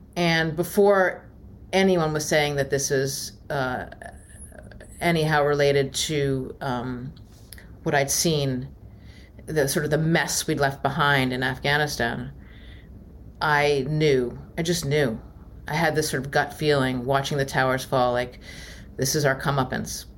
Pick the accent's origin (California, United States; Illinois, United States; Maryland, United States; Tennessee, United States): Maryland, United States; I grew up in Maryland